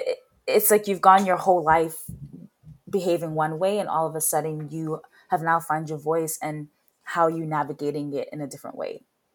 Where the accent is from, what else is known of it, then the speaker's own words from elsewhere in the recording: Swift Current, Saskatchewan, Canada; also born or lived in United Kingdom; I grew up in Swift Current, Saskatchewan. I moved there when I was 13 from the UK.